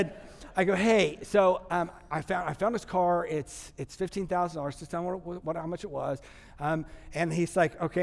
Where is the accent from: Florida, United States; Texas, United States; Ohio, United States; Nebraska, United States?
Texas, United States; I'm from Texas, so I say logjamazai.